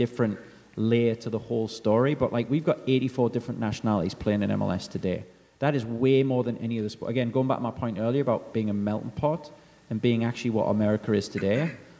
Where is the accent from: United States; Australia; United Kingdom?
United Kingdom; England; moved away; as an Englishman